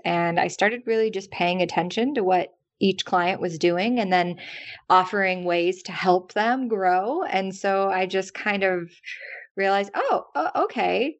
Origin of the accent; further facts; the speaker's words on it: the South, United States; now in New York, United States; I'm from the South